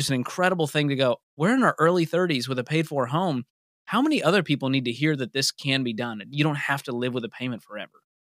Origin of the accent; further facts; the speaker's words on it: Boston, Massachusetts, United States; moved away as an adult; also born or lived in Mobile, Alabama; I grew up in Boston and ended up finishing college in Mobile, Alabama